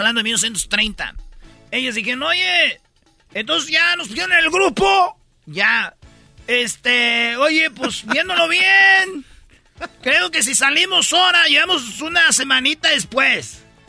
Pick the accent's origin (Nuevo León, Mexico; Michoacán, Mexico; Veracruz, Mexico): Michoacán, Mexico; yo soy de Michoacán